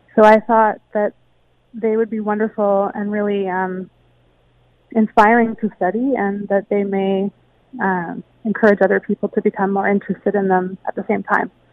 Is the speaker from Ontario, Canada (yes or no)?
yes; Hamilton, Ontario, Canada; growing up in Hamilton